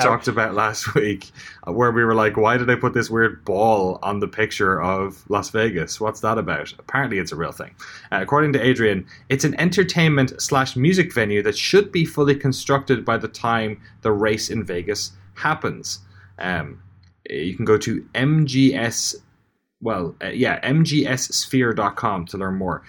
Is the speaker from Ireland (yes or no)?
yes; Ireland; as an Irish person